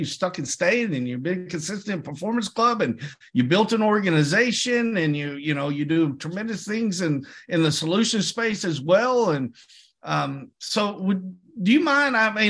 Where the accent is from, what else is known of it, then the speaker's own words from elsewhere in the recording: Southeastern Oklahoma, United States; everybody knows I'm from Southeastern Oklahoma by the way I talk